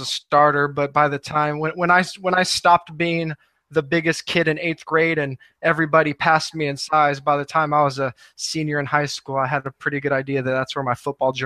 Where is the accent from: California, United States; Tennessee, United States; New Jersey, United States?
California, United States; Northern; I grew up in Northern California